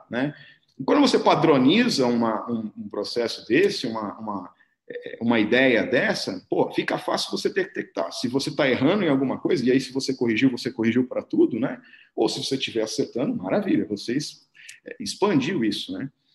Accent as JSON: {"language": "Portuguese", "region": "São Paulo", "country": "Brazil", "tie": "born or raised there", "said": "Sou paulistano, é, cresci em Pirituba aqui, que não é uma outra cidade, tá, galera? Pirituba é um bairro de São Paulo aqui"}